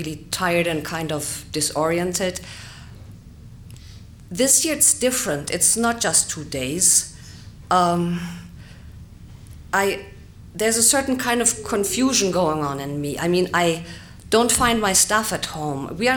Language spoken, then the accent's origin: English; Germany; I'm from Germany